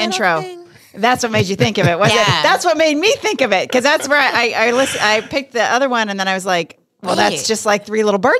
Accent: Pennsylvania, United States; So I know I'm from Pennsylvania.

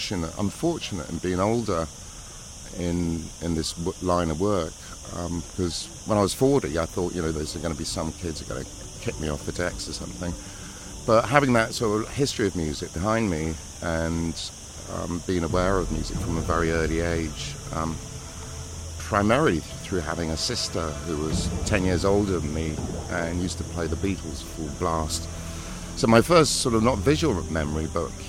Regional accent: Cheltenham, South West England, United Kingdom; moved away as an adult; also born or lived in London; my hometown, Cheltenham

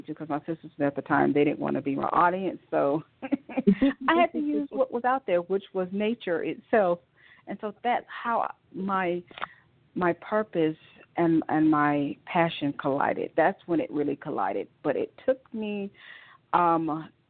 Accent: Rome, Georgia, United States; moved away as an adult; now in Atlanta, United States; I am from Rome, Georgia, a little small town outside of Atlanta, Georgia, northwest of Atlanta, Georgia, where I was born and raised

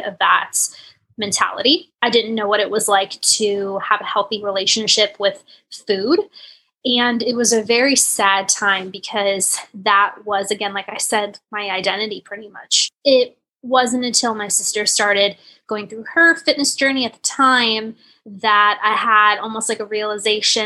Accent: Northern Virginia, United States; I'm from Northern Virginia, just outside of Washington, D.C.

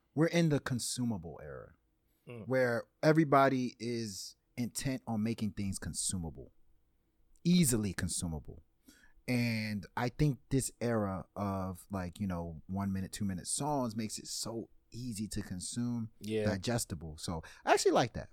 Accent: Louisiana, United States; I was born in Louisiana

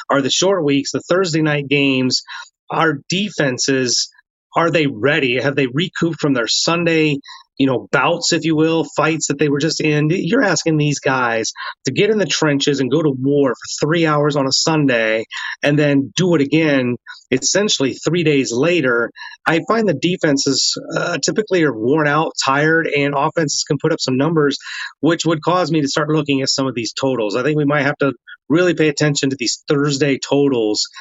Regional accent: near Cincinnati, Ohio, United States; I grew up near Cincinnati

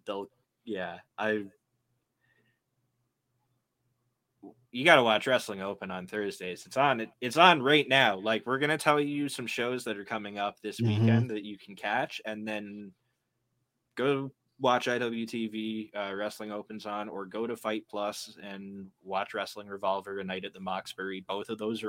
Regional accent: Canada; accent: Canadian; my Canadian accent

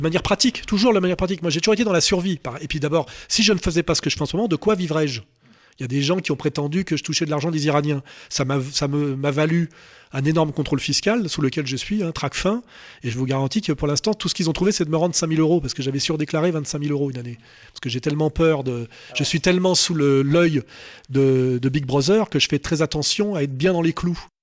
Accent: France; je suis français

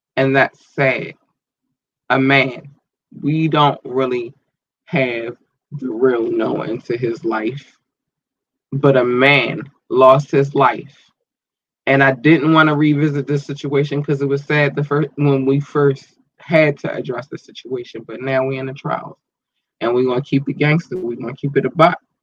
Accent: United States; I was born in America. I have not lived in any other country.

